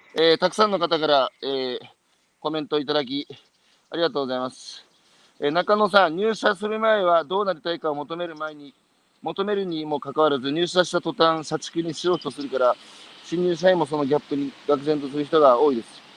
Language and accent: Japanese; Iwate, Japan; 僕のふるさとは岩手